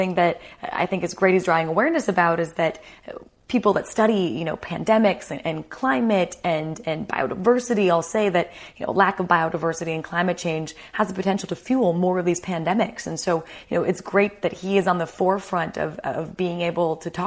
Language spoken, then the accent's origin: English; United States; moved away as an adult; now in United Kingdom; I'm American